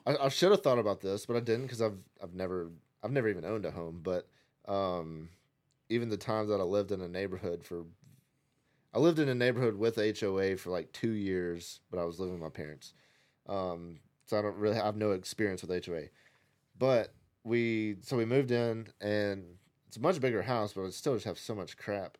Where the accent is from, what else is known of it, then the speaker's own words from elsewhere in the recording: Nashville, Tennessee, United States; moved away; growing up in Nashville